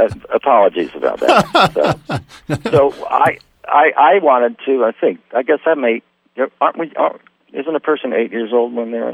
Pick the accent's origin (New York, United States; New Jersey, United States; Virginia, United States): New Jersey, United States; Princeton; born there; I was born in Princeton, New Jersey, and was surrounded by aunts and uncles and cousins who all had Ivy League backgrounds